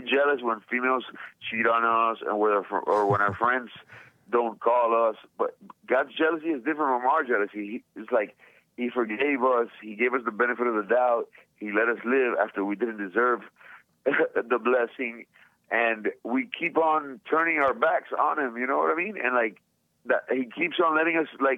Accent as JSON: {"language": "English", "town": "Miami", "region": "Florida", "country": "United States", "said": "I'm from Miami, you know, my parents are Cuban, and I'm a proud American"}